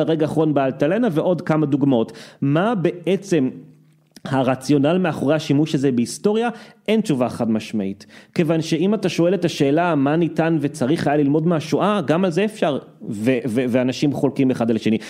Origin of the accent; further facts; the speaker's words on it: Israel; אנחנו שגדלנו פה